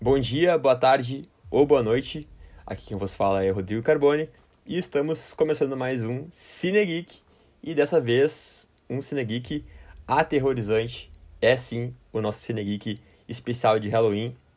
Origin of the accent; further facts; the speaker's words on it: Porto Alegre, Rio Grande do Sul, Brazil; meus conterrâneos aqui de Porto Alegre